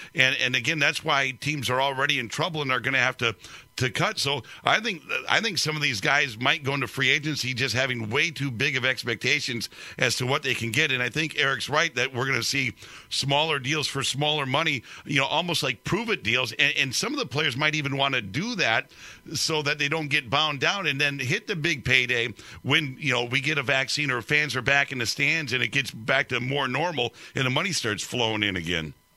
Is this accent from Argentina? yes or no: no; Denver, Colorado, United States; I grew up in Denver, so I actually grew up a Broncos fan.